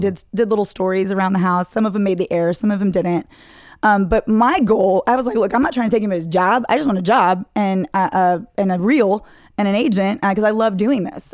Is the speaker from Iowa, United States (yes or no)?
no; Dallas, Texas, United States; born or raised there; moved away